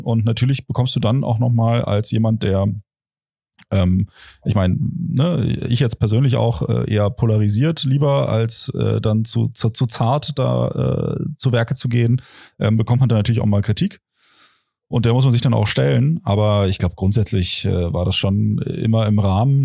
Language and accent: German; Potsdam, Brandenburg, Germany; moved away; ich komme aus Brandenburg